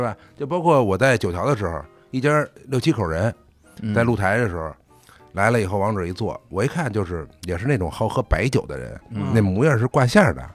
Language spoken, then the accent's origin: Chinese; Beijing, China; 因为我从小是北京长大嘛